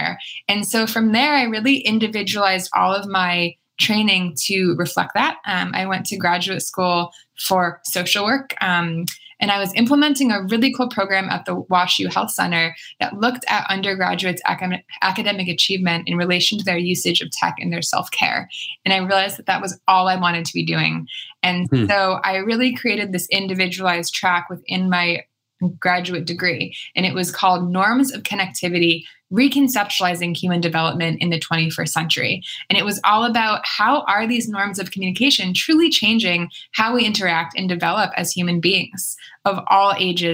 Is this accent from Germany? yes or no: no; East Coast, United States; moved away; also born or lived in Edinburgh, Scotland; I'm from the East Coast originally